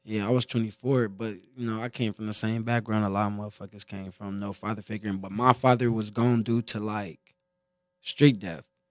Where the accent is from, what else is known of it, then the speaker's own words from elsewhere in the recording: Compton, California, United States; from a smaller hood in Compton and stuff, so it's like a lot of, everybody from there, damn near family are connected family.